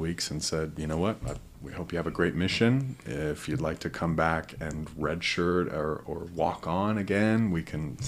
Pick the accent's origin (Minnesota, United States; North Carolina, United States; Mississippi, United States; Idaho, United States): Idaho, United States; Pocatello; moved away as an adult; also born or lived in Rexburg, Idaho / Utah; now in East Mesa, United States; I grew up in Pocatello